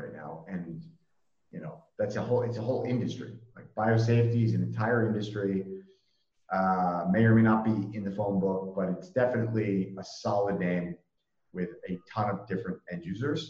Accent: Rhode Island, United States; I grew up in Rhode Island

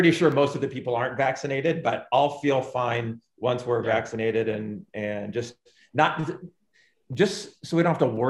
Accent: West Coast, United States; moved away; I'm from the West Coast.

